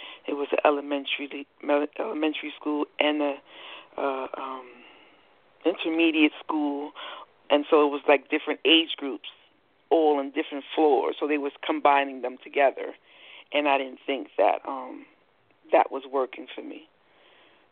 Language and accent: English; New York, United States; moved away as an adult; also born or lived in Queens / Newport News, Virginia; now in Hampton, United States; I was born and raised in New York, so I lived there my whole life